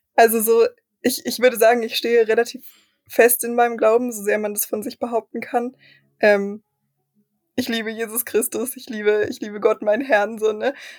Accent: Germany; wir als Deutsche

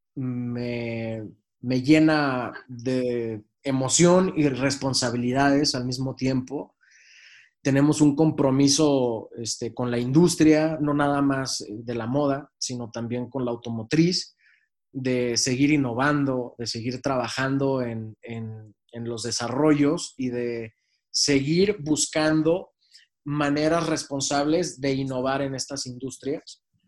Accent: Mexico; siendo mexicanos

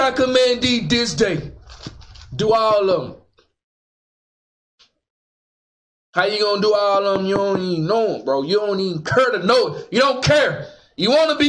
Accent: Dallas, Texas, United States; Back in the day, we didn't have all that growing up in West Dallas

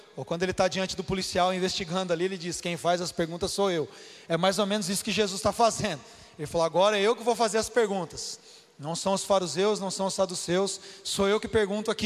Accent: Brazil; nós como brasileiros

